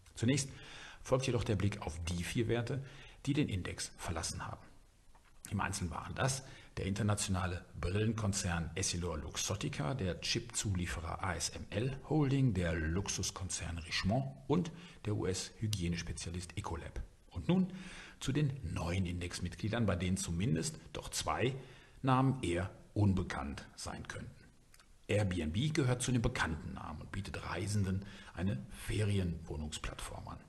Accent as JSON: {"language": "German", "country": "Germany", "said": "bei uns in Deutschland"}